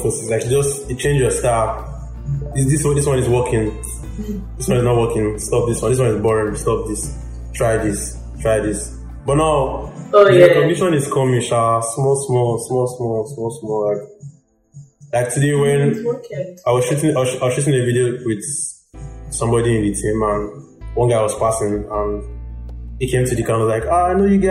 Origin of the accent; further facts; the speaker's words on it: Lagos, Nigeria; also born or lived in Osun State / Akute, Ogun State; I grew up in Lagos. I grew up in Jakonde Estate, Isolo